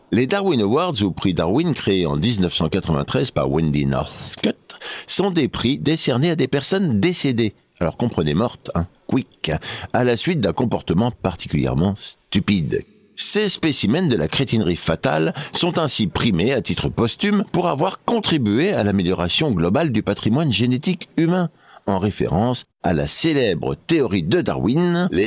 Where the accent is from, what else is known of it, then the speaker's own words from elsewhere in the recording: Auvergne-Rhône-Alpes, France; l'autre jour, j'étais chez moi dans mon bled en Auvergne